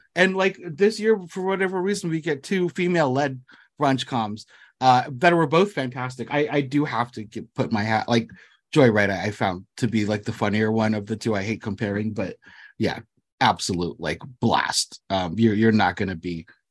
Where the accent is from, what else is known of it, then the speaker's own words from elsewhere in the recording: United States; first language English; I was born here in the States